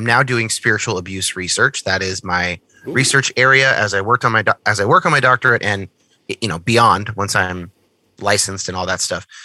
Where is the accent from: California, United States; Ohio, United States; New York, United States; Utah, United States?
California, United States; Northern; I grew up in Northern California.